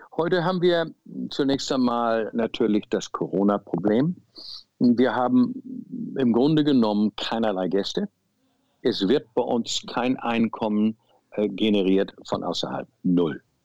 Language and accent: German; Hamburg, Germany; moved away as an adult; also born or lived in Zimbabwe; Wir waren Hamburger äh, City-Menschen